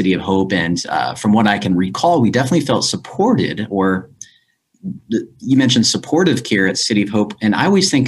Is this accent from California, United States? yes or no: yes; Glendora, California, United States; I grew up in Glendora